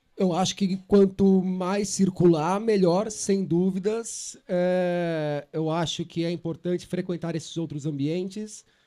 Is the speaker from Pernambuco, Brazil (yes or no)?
no; São Paulo, Brazil; eu sou de São Paulo